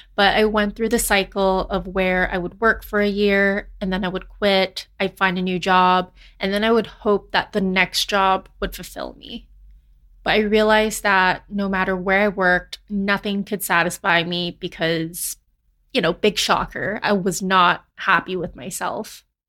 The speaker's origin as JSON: {"language": "English", "country": "Canada", "tie": "born or raised there", "said": "they immigrated to Canada, and then they had me"}